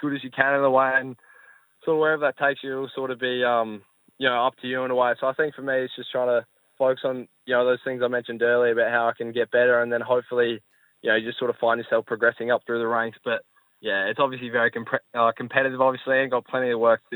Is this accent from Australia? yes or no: yes; Adelaide, South Australia, Australia; growing up in Adelaide